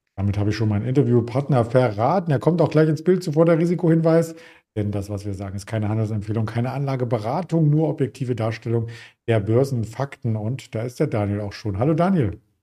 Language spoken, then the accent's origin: German; East Germany, Germany; Als Ossi kann ich ja nur sagen